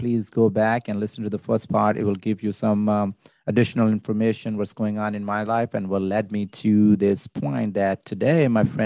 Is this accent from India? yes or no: no; Pakistan; born or raised there; now in United States